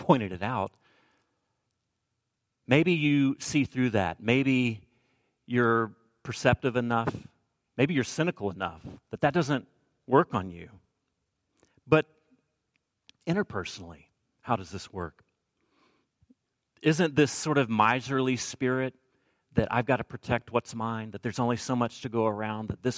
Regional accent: the South, United States; I'm from the South

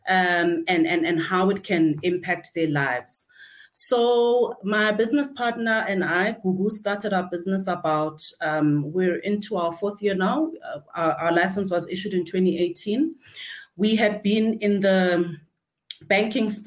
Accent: Gauteng, South Africa; I'm a thoroughbred, Gauteng born from Togoza

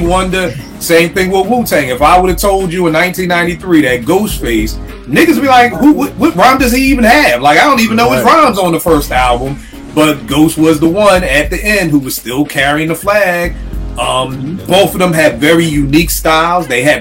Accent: Philadelphia, Pennsylvania, United States; Growing up in Philly

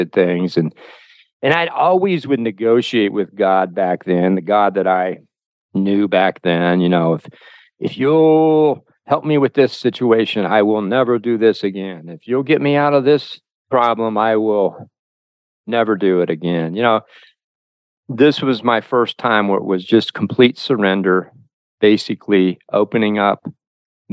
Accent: Covington, Ohio, United States; my hometown of Covington, Ohio

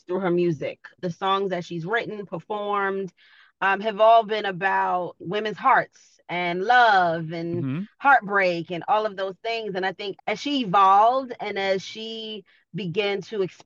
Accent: New York City, New York, United States; I'm from Queens. You know, I grew up in an inner city.

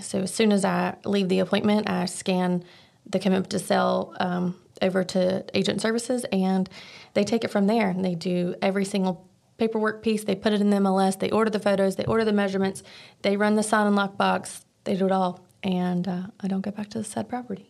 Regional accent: Archdale, North Carolina, United States; I am from Archdale, North Carolina

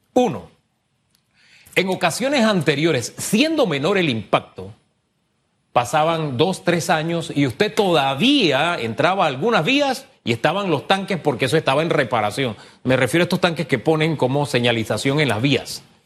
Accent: Tierras Altas, Chiriquí, Panama; yo soy de Tierras Altas

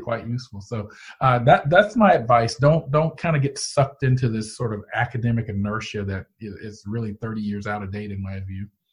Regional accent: Canton, Georgia, United States; I grew up in Canton, Georgia, which is exurban

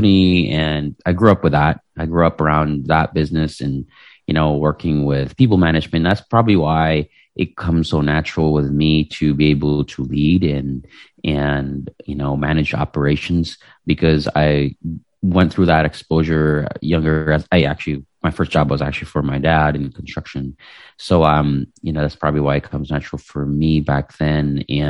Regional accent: Philippines; English is a second language; moved away as an adult; also born or lived in Chicago; now in United States; I was born and raised in the Philippines back in the 80s.

